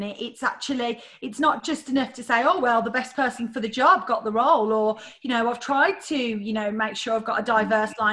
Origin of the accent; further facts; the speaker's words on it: Birmingham, West Midlands, United Kingdom; I'm from Birmingham